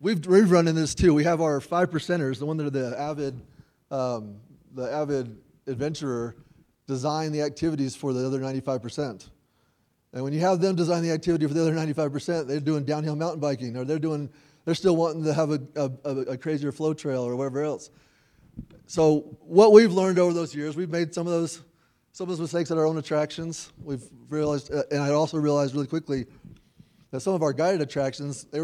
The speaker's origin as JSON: {"language": "English", "town": "Nashville", "region": "Tennessee", "country": "United States", "tie": "born or raised there", "also_born_or_lived": "Logan, Utah", "said": "I was raised in Nashville. I'm from Tennessee"}